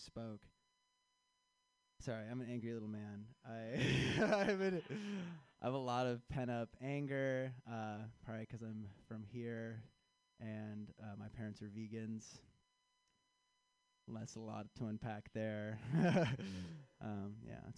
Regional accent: Chicago, Illinois, United States

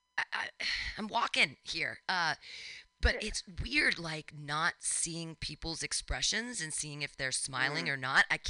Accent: Danville, California, United States; I grew up in Danville

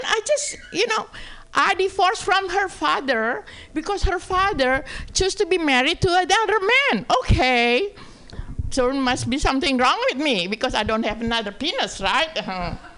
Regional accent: Indonesia; English is a second language; moved away as an adult; also born or lived in San Francisco; now in Sacramento, United States; I'm from Indonesia

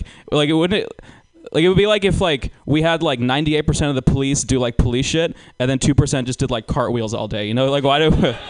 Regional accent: Georgia, United States; moved away; I grew up in Georgia.

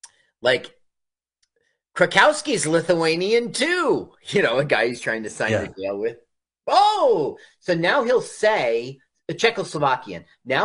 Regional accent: Phoenix, Arizona, United States; You know, I grew up in Phoenix

